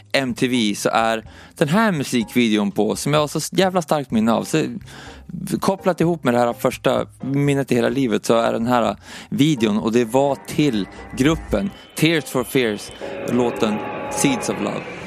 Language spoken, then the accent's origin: Swedish; Umeå, Västerbotten County, Sweden; moved away; jag föddes i Umeå i alla fall, eh, 1986 och Det, det första minnet som jag har därifrån när jag, när jag växte upp